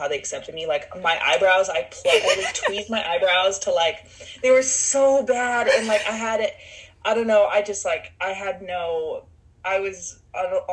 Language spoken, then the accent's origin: English; Utah, United States; moved away; also born or lived in Los Angeles / Miami / New York City; I grew up in Utah